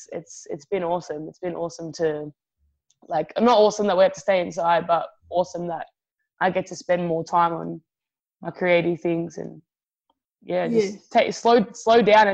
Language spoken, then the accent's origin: English; Australia; I'm Italian too, you know? I'm Italian Aussie, so we always look out for our own, you know?